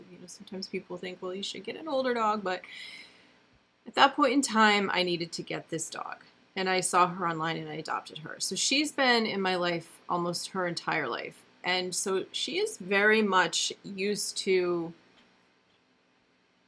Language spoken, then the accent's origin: English; upstate New York, United States; now in New Jersey, United States; I'm from upstate New York